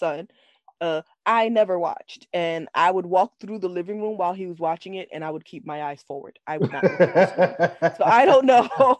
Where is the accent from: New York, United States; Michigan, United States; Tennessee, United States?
New York, United States; New York City; we are both born and raised in the Bronx